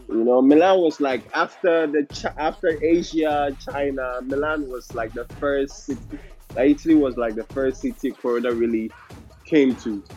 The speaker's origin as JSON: {"language": "English", "country": "Ghana", "moved": "yes", "said": "I'm Ghanaian too"}